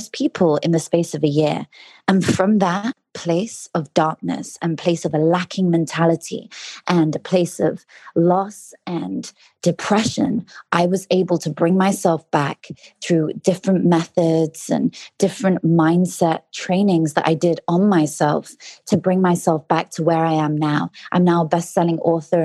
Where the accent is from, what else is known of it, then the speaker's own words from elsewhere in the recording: London, United Kingdom; I'm from London.